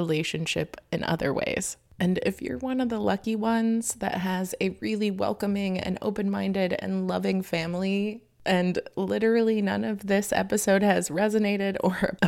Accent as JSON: {"language": "English", "region": "Florida", "country": "United States", "tie": "born or raised there", "moved": "yes", "said": "I come from Florida, where I had to deal with a lot of hate speech growing up"}